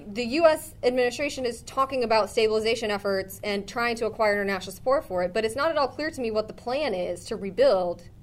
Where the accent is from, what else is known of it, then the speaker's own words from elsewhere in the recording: rural Minnesota, United States; moved away; my hometown, rural Minnesota